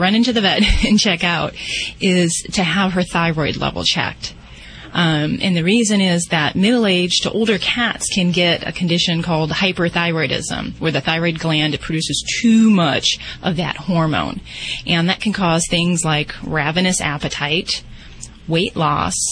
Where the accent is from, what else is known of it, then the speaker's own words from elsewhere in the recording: Las Vegas, Nevada, United States; I'm from Vegas